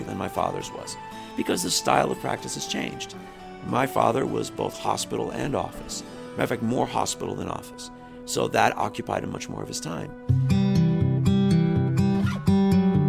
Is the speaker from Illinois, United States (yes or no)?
no; Miami, Florida, United States; born or raised there; also born or lived in Texas